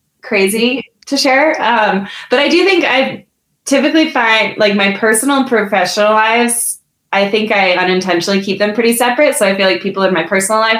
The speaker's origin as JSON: {"language": "English", "region": "Massachusetts", "country": "United States", "moved": "as an adult", "lives_now": "Montana, United States", "said": "I'm from Massachusetts originally, but I've been out here about 9 years"}